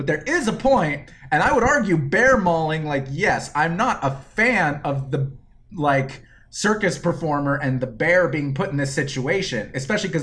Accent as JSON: {"language": "English", "town": "Orlando", "region": "Florida", "country": "United States", "tie": "born or raised there", "moved": "yes", "lives_now": "North Carolina, United States", "said": "growing up in Orlando"}